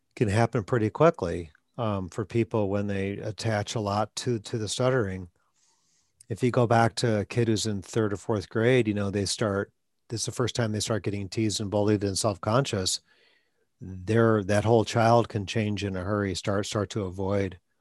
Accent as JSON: {"language": "English", "region": "Wisconsin", "country": "United States", "also_born_or_lived": "Atlanta", "moved": "yes", "said": "I'm from Wisconsin"}